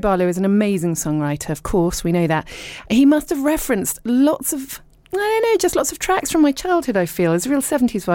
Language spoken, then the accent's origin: English; Dorset, South West England, United Kingdom; also born or lived in Richmond / London; now in East Sheen, United Kingdom; I was born in Richmond, and then I was brought up in Dorset